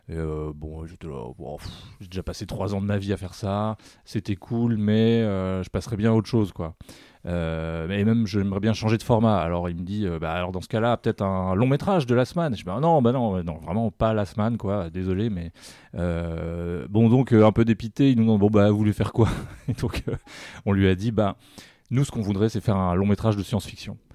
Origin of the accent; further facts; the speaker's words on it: Paris, Île-de-France, France; Bon, je suis parisien, je précise.